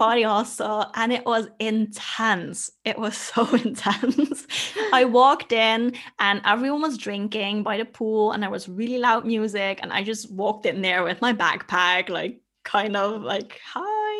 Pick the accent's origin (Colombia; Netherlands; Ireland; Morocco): Netherlands; moved away as an adult; also born or lived in Australia; I left my home country, which is the Netherlands